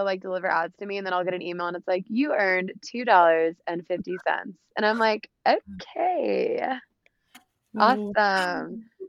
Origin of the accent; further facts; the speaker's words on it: the South, United States; And especially like I'm from the South too, so I never grew up doing any of this stuff.